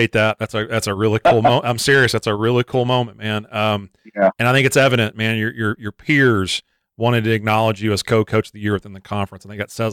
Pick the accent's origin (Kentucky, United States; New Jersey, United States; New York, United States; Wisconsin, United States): Kentucky, United States; Frankfort; growing up in Frankfort, right next door to Lexington